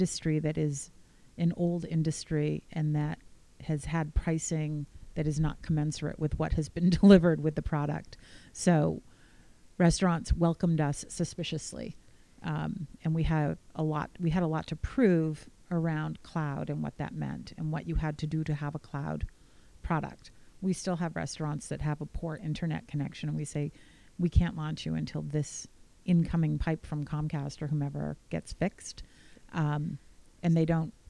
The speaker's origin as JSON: {"language": "English", "country": "United States"}